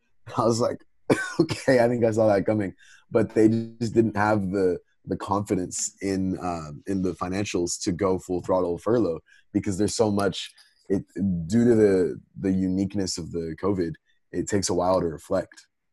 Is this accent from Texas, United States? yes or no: yes; Texas, United States; I'm a Texan